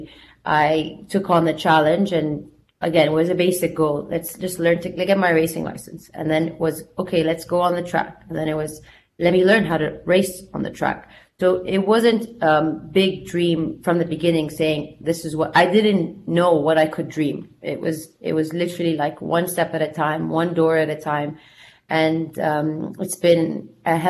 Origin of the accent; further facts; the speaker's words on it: Jeddah, Makkah Province, Saudi Arabia; moved away as an adult; also born or lived in United States; I grew up in Saudi, in Jeddah, where I am today here speaking to you.